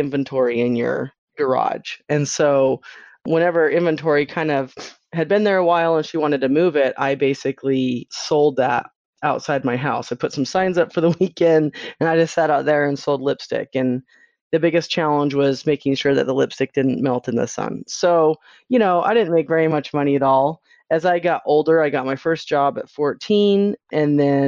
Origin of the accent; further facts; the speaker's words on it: Utah, United States; I grew up in Utah